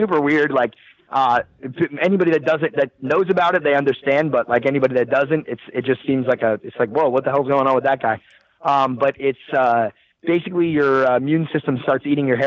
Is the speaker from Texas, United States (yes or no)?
no; New Jersey, United States; I'm from Jersey. I'm from the East Coast.